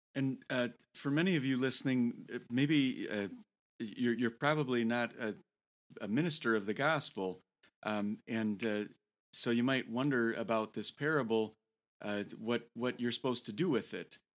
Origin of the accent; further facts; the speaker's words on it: Toledo, Ohio, United States; moved away; Toledo, Ohio. And uh, that is my hometown. I was born in Toledo